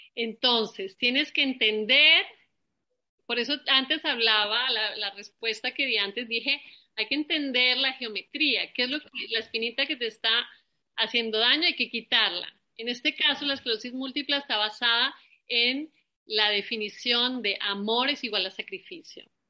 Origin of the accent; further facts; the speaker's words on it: Colombia; moved away; Nosotros también venimos de Colombia